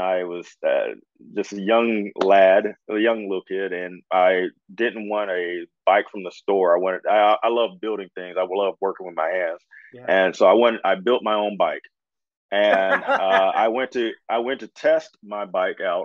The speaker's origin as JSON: {"language": "English", "town": "Indianapolis", "region": "Indiana", "country": "United States", "tie": "born or raised there", "said": "I grew up in Indy, I spent my summers on the East Coast, in Washington, D.C. and Maryland"}